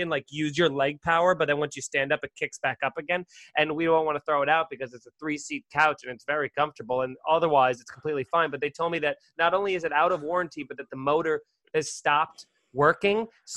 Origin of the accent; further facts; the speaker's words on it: Long Island, Suffolk County, New York, United States; I grew up 516 area code, and then they had too many people. They had to split it up, and then they gave the 516 to the rich people in Nassau County and gave me the 631.